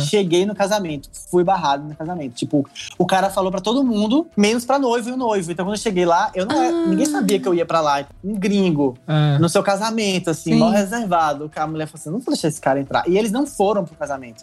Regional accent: Brazil; graças a Deus sou brasileiro.

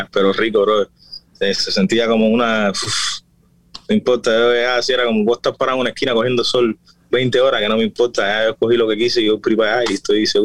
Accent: Pinar del Río, Cuba; yo se lo decía a la gente en mi barrio y en mi zona, como es campo, la gente lo que más, lo que más, lo que más se escuchaba era música mexicana.

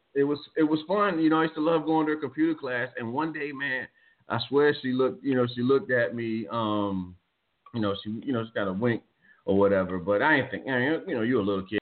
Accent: Virginia, United States; born or raised there

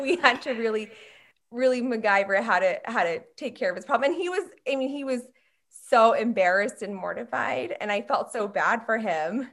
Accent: Long Island, New York, United States; moved away as an adult; now in Atlanta, United States; I was raised in New York on Long Island.

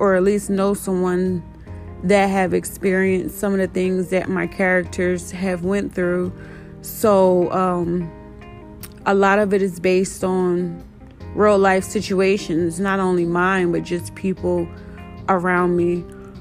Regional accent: Trenton, New Jersey, United States; now in Austin, United States; I was born and raised in Trenton, New Jersey, but I now live in Austin, Texas.

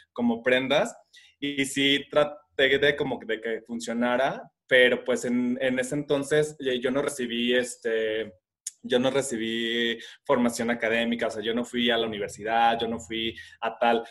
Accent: Guadalajara, Jalisco, Mexico; vivo en la ciudad de Guadalajara, radico aquí, toda la vida he estado aquí

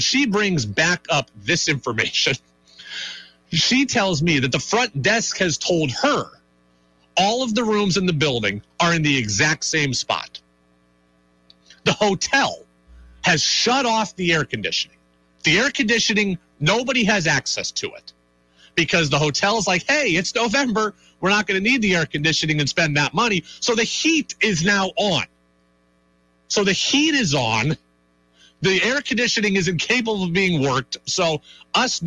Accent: Albany, New York, United States; now in Vermont, United States; We're both from the area. We're both from Albany, so we're kind of near home

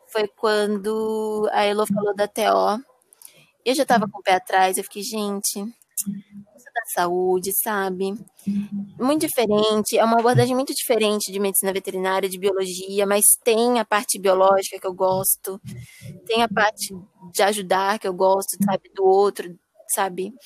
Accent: Guarujá, São Paulo, Brazil; eu sou do Guarujá

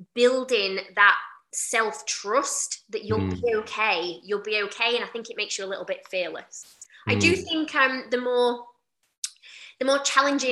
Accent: Doncaster, Yorkshire and the Humber, United Kingdom; I'm from Doncaster

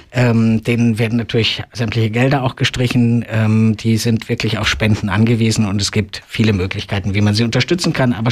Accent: Germany; born there; ich muss es ja selber als gebürtiger Deutscher sagen, das ist ein Trauerspiel mit dem 40 Jahre alten und völlig veralteten deutschen transsexuellen Gesetz.

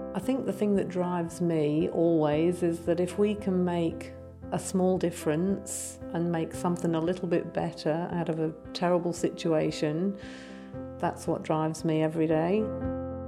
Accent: England, United Kingdom; accent: English; moved away; you can hear I'm English

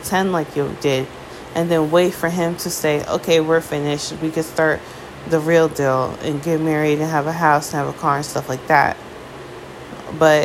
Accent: United States; as an American

